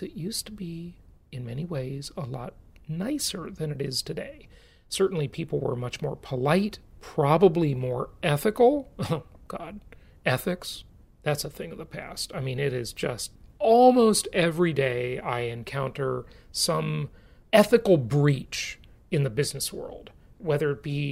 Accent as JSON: {"language": "English", "town": "Los Angeles", "region": "California", "country": "United States", "tie": "born or raised there", "also_born_or_lived": "Orange County / Irvine, California", "moved": "as an adult", "said": "I grew up in Los Angeles."}